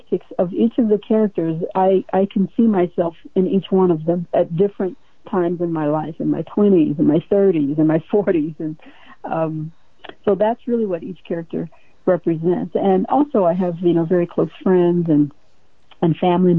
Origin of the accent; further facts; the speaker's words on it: a small town in Ohio, United States; moved away as an adult; now in Hawaii, United States; I was born and reared in the Midwest, a small town in Ohio